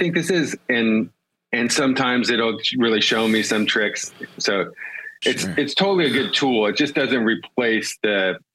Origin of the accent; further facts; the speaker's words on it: Southern California, United States; When I was a kid growing up in Southern California in the 80s